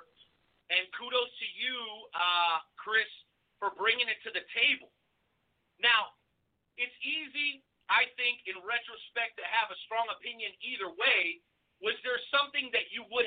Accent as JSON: {"language": "English", "country": "Mexico", "moved": "yes", "said": "my home country, the beautiful country of Mexico."}